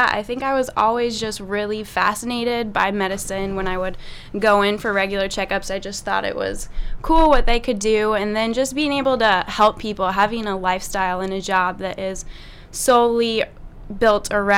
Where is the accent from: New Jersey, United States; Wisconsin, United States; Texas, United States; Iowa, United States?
Iowa, United States; Sioux City; I am originally from Sioux City, Iowa